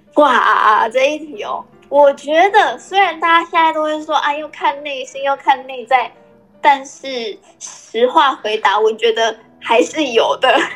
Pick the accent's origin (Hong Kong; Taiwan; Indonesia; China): Taiwan; Taitung, Taitung County; moved away; 其实我是一个来自台东的小女孩，但是现在已经是一个妈妈